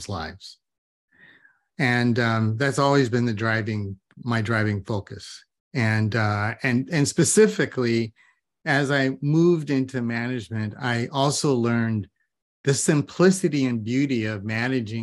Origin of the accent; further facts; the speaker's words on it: Ventura, California, United States; moved away as an adult; also born or lived in Queens, New York City / Kauai, Hawaii; I kind of grew up through high school in just north of LA in Ventura